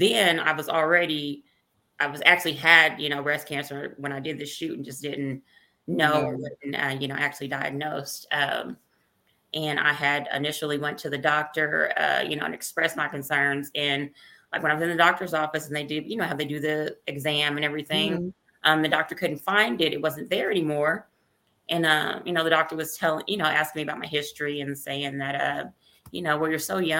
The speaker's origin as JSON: {"language": "English", "town": "Oklahoma City", "region": "Oklahoma", "country": "United States", "tie": "born or raised there", "said": "I was born and raised in Oklahoma City, Oklahoma. Been here all my life"}